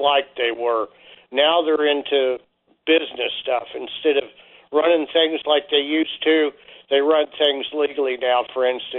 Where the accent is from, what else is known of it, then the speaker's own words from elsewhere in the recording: Cincinnati, Ohio, United States; Curtis calls me … because I was born and raised in Cincinnati.